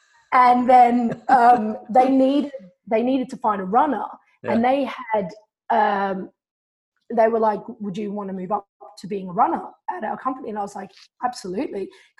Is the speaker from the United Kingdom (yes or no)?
no; Melbourne, Victoria, Australia; I was coming from Australia, from Melbourne.